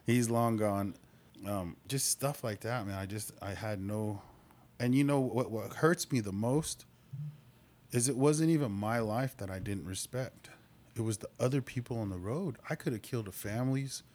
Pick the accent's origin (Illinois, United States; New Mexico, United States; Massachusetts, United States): New Mexico, United States; Albuquerque; moved away as an adult; also born or lived in Lawton, Oklahoma; now in Oklahoma, United States; I'm born and raised in Albuquerque